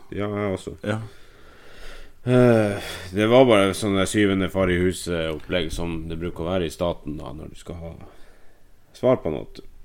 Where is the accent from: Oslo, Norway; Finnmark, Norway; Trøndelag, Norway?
Finnmark, Norway; Vi er fra Finnmark